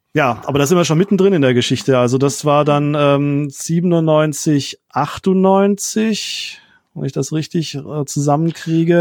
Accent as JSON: {"language": "German", "town": "Rottweil", "region": "Baden-Württemberg", "country": "Germany", "tie": "born or raised there", "also_born_or_lived": "Mannheim / Friedrichshafen", "said": "Die Stadt Rottweil ist die Stadt, in der ich zur Schule gegangen bin, ist quasi meine Heimatstadt"}